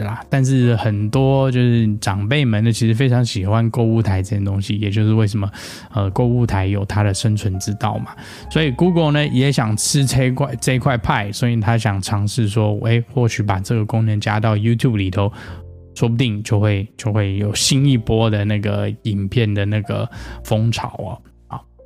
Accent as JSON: {"language": "Chinese", "country": "Taiwan", "tie": "born or raised there", "moved": "yes", "lives_now": "United States", "said": "我小时候在台湾的时候"}